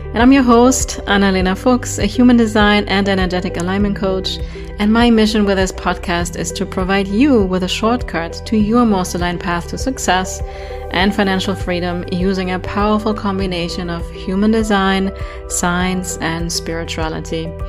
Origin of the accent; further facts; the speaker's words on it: Germany; accent: German; English is a second language; moved away as an adult; now in United States; I will never lose my German accent. I have been in the States for, I think, 14 years now